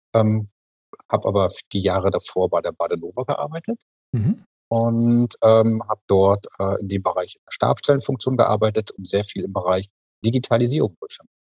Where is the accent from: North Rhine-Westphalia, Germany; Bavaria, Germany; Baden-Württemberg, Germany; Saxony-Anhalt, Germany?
North Rhine-Westphalia, Germany; Mülheim an der Ruhr; moved away as an adult; now in Freiburg, Germany; ich hab in Mühlheim an der Ruhr ähm, ja? ich die ganze Zeit gewohnt und bin mhm. jetzt quasi erst seit sechs Jahren hier nach Freiburg gezogen